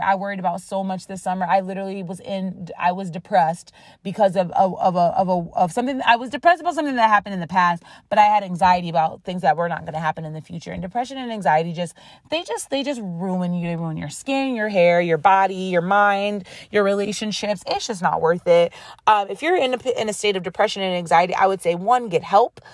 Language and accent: English; Rochester, New York, United States; accent: Rochester; my Rochester accent is coming out